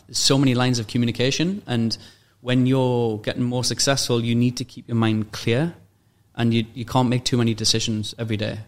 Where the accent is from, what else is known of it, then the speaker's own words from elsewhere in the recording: Newcastle upon Tyne, North East England, United Kingdom; moved away as an adult; now in Dubai, United Arab Emirates; the environment I was at in uh, Newcastle